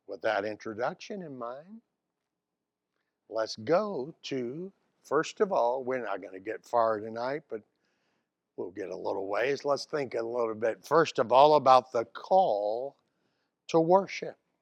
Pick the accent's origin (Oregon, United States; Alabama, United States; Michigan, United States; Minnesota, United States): Alabama, United States; Mobile; Here I am from Mobile, Alabama.